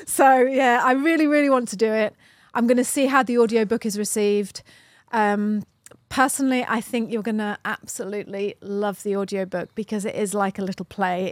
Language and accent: English; United Kingdom; We're flipping British, you know?